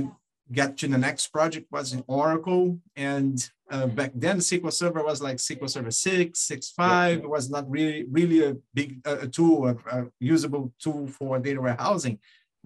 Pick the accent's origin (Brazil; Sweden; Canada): Brazil; moved away as an adult; now in United States; I was born in Brazil. I came to US back in 2001.